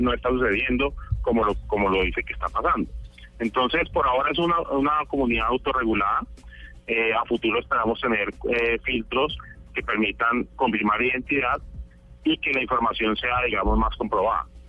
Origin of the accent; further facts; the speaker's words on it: Cali, Valle del Cauca, Colombia; also born or lived in United States; yo nací en Estados Unidos, pero desde pequeño he vivido toda la vida en Cali.